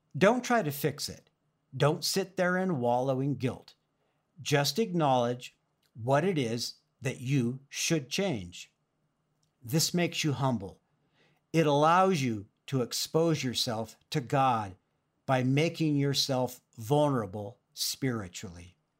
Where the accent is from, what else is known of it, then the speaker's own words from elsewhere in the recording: Oxnard, California, United States; When I was growing up in Oxnard, California, in Ventura County near the beach